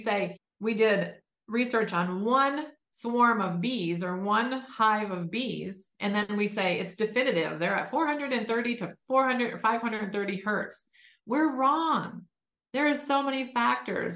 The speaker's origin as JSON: {"language": "English", "town": "Detroit", "region": "Michigan", "country": "United States", "tie": "born or raised there", "said": "born and raised in Detroit"}